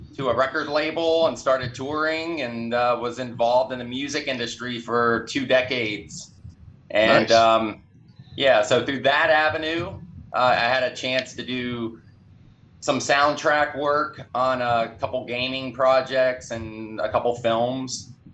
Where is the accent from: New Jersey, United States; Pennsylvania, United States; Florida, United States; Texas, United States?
Florida, United States; Tampa; From Tampa, born and raised in Tampa